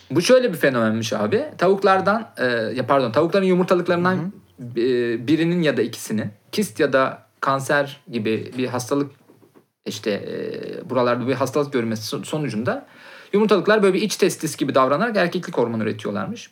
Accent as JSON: {"language": "Turkish", "region": "Konya", "country": "Turkey", "said": "bizim Konya'da"}